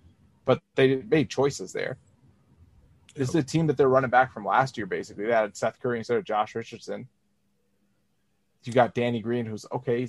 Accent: Medicine Hat, Alberta, Canada; I grew up in Medicine Hat, Alberta.

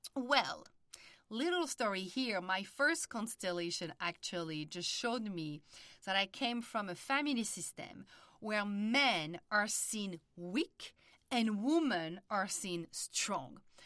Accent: France; accent: French; English is a second language; moved away as an adult; also born or lived in Paris; now in United States; I was born and raised in France, and early twenties, after studying psychology in Paris, I decided to move to the United States

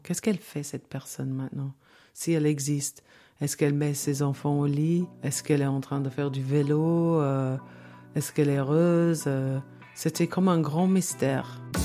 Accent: London, United Kingdom; French is a second language; moved away as an adult; now in Valais, Switzerland; j'ai 61 ans et je suis née en Angleterre, à Londres. Euh, j'habitais au centre de Londres, dans une grande maison

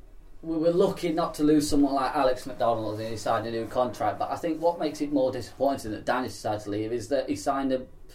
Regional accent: Mansfield, East Midlands, United Kingdom; growing up around Mansfield

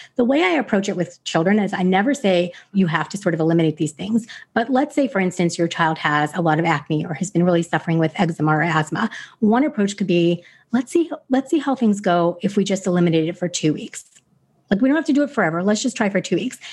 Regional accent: United States; I was a typical American kid.

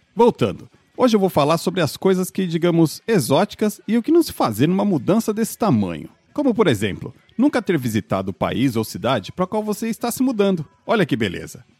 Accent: Brazil; moved away as an adult; a gente é brasileiro pobre, mas a gente é limpinho

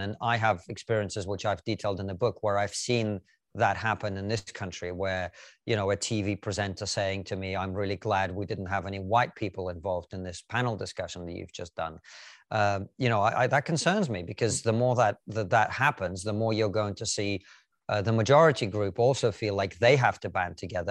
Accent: Russia; now in United Kingdom; I, for example, am a first generation dark-skinned Russian immigrant

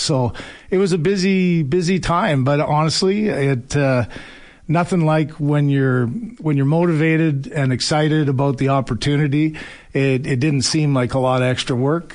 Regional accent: London, Ontario, Canada; I grew up in London, Ontario

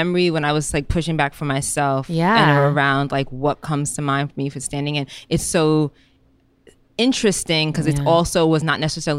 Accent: New York City, New York, United States; I grew up in the Bronx

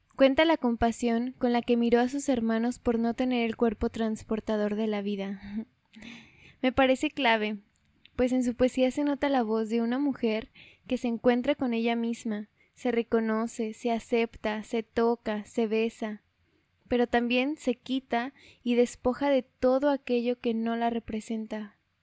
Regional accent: Mexico; solo soy una mexicana

